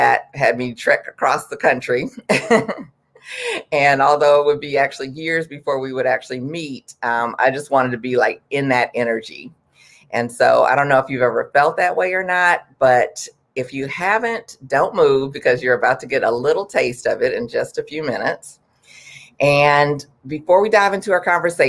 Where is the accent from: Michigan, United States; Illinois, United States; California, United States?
Michigan, United States; Detroit; moved away as an adult; also born or lived in Texas; now in Washington, D.C., United States; I'm from Detroit, and even though I'm from Detroit, I actually went to beauty school in Texas